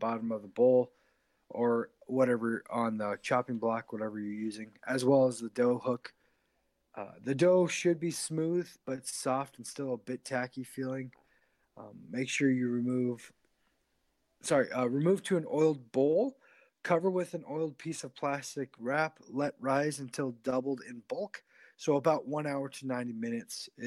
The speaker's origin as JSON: {"language": "English", "region": "Idaho", "country": "United States", "said": "we're from Idaho"}